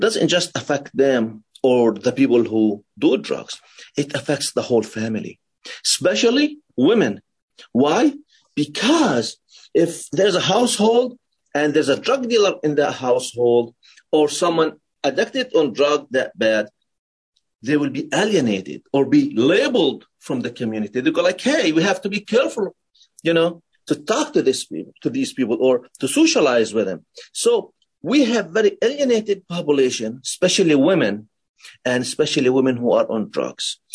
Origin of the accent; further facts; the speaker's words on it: Palestine; moved away as an adult; now in United States; I was born in Palestine. Then I migrated to the United States after I finished high school.